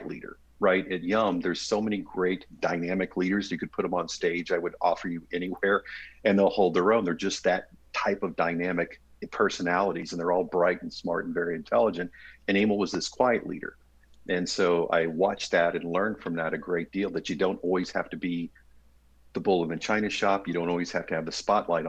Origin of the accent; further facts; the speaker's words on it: Knoxville, Tennessee, United States; moved away as an adult; also born or lived in Kansas; now in Cincinnati, United States; I was raised in Knoxville, Tennessee.